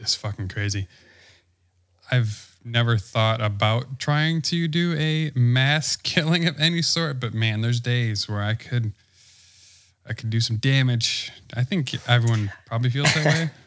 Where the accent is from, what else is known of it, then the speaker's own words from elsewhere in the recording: Wisconsin, United States; I'm from Wisconsin.